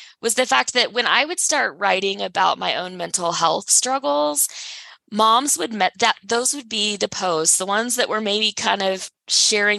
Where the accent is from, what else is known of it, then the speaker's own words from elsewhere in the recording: Texas, United States; now in Salt Lake City, United States; born and raised in Texas, but I live in Salt Lake City, Utah